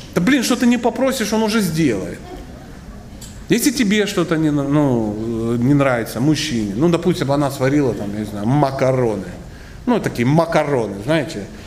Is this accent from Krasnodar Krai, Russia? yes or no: yes; Krasnodar Krai, Russia; Я тоже из, Краснодарского края. Да. Я тут много времени провожу, я из Краснодарского края